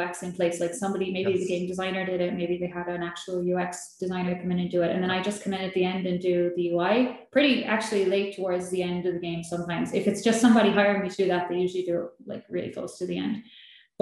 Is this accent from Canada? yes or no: no; Ireland; born or raised there; moved away as an adult; now in Malta